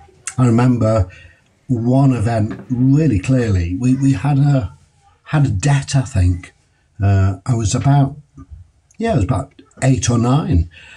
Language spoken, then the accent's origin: English; Liverpool, North West England, United Kingdom; So I was born in Walton before Walton was posh, and I lived.